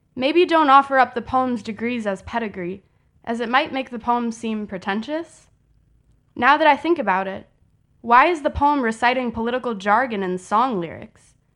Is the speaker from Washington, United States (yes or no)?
no; Chicago, Illinois, United States